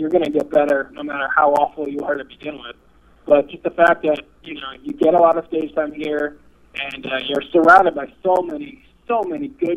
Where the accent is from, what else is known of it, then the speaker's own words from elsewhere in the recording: Cincinnati, Ohio, United States; moved away as an adult; now in New York City, United States; I was born and raised in Cincinnati